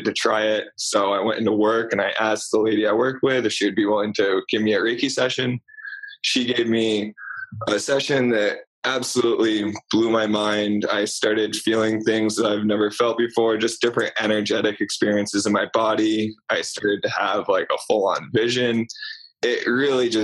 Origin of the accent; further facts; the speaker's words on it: Vermont, United States; also born or lived in Rhode Island; I grew up in Vermont. I went to high school in Vermont